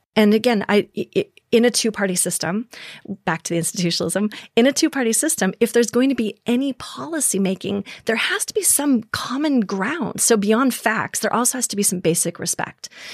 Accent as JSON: {"language": "English", "region": "Minnesota", "country": "United States", "tie": "born or raised there", "also_born_or_lived": "South Dakota", "moved": "yes", "said": "Minnesota, for example, was my home state."}